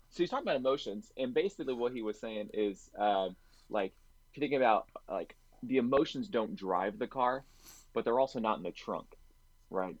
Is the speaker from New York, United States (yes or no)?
no; Orlando, Florida, United States; I grew up in Orlando